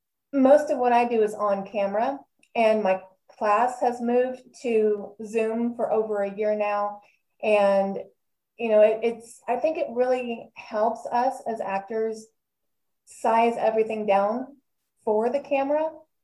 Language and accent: English; Texas, United States; You know, I've lived in a bunch of different states too, but I think I love my home state of Texas always and forever.